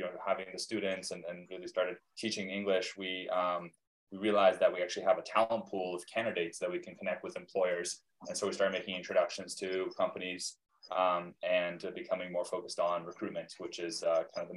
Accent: Vancouver, British Columbia, Canada; also born or lived in Soviet Union / Israel / Brazil / United States; when I was 5, I moved to Vancouver, grew up here

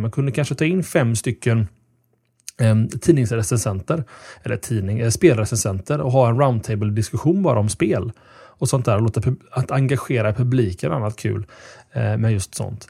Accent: Gothenburg, Västra Götaland, Sweden; vi är från Göteborg

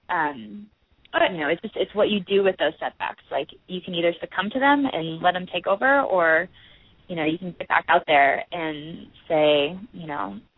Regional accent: Midwest, United States; well, you understand what it's like growing up in the Midwest. The like

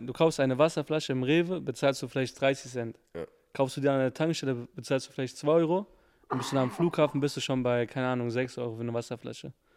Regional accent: Frankfurt, Hesse, Germany; ich bin Frankfurter

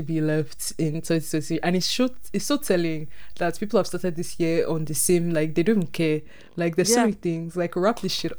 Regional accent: Nigeria

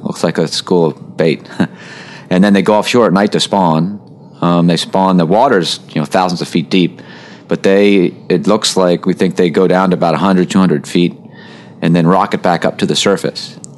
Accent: outside of Baltimore, Maryland, United States; born or raised there

